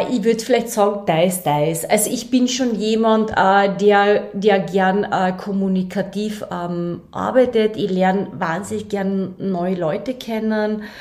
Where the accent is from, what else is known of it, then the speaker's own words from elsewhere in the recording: Klagenfurt, Carinthia, Austria; nein, ich bin da aufgewachsen in Klagenfurt, ähm, aber ich habe sechs Geschwister.